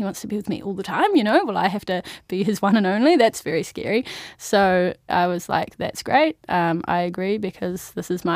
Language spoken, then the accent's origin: English; Timaru, Canterbury, New Zealand; moved away as an adult; now in Wellington, New Zealand; I'm originally from Timaru